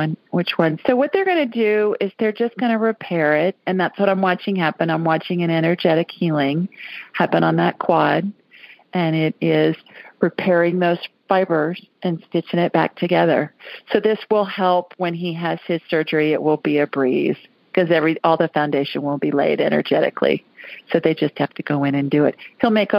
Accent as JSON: {"language": "English", "town": "Worthington", "region": "Ohio", "country": "United States", "tie": "born or raised there", "moved": "yes", "lives_now": "Alabama, United States", "said": "I grew up in Worthington, right next door"}